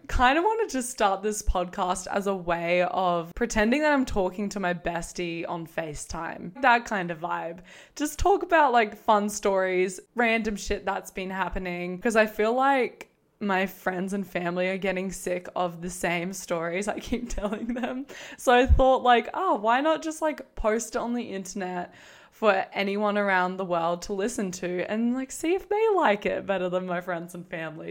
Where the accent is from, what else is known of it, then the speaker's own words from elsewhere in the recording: Australia; also born or lived in Queensland; I'm Australian, if you can tell. I'm living in Queensland.